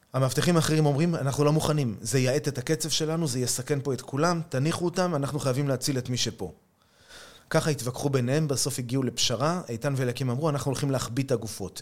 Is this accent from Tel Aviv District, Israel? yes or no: yes; Tel Aviv, Tel Aviv District, Israel; moved away as an adult; now in Kiryat Arba; אני יליד תל אביב, וגדלתי פה באזור, באזור המרכז